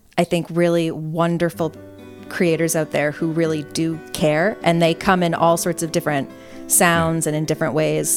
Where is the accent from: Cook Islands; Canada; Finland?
Canada; I grew up in Canada